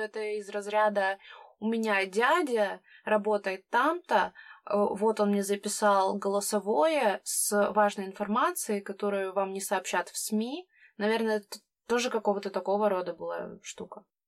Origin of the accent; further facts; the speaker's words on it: Krasnoyarsk Krai, Russia; я сама из Красноярского края, это регион в Сибири.